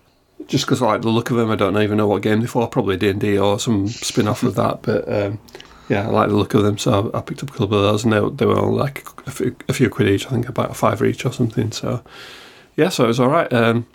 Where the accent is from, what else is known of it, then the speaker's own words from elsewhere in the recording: United Kingdom; I don't know if this was ad hoc or just because we're British, but basically you queue, don't you?